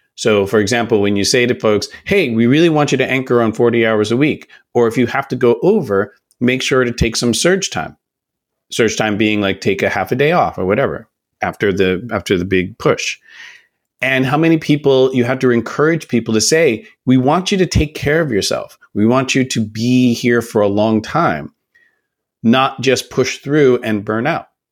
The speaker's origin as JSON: {"language": "English", "town": "Oakland", "region": "California", "country": "United States", "said": "I'm from Oakland, California"}